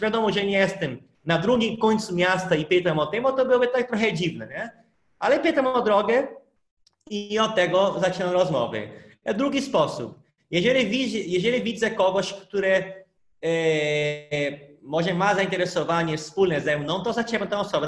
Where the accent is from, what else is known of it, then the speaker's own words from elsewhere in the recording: North Region, Brazil; first language Portuguese; Polish is a second language; moved away as an adult; now in Poland; ja pochodzę z północy